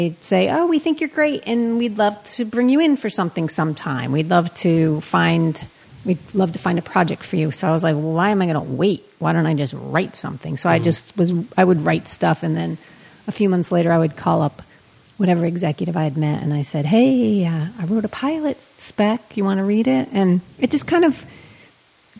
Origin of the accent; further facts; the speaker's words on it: Somerset, Massachusetts, United States; moved away as an adult; also born or lived in Worcester, Massachusetts; now in Los Angeles, United States; I'm from Somerset